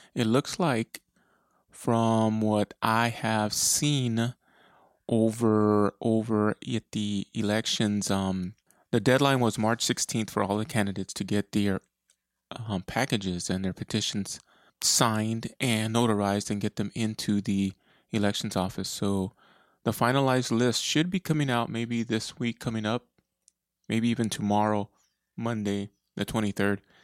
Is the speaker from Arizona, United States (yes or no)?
yes; Eloy, Arizona, United States; now in Tucson, United States; That's where I was uh, pretty much born and raised in Eloy, Arizona.